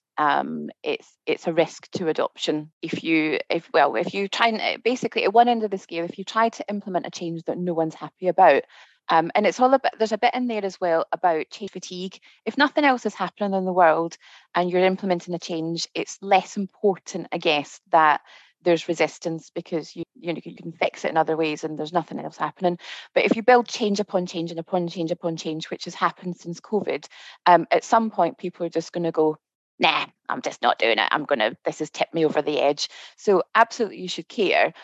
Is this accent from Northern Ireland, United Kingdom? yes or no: no; Scotland, United Kingdom; moved away as an adult; now in Milton Keynes, United Kingdom; Don't be confused by my accent. I'm Scottish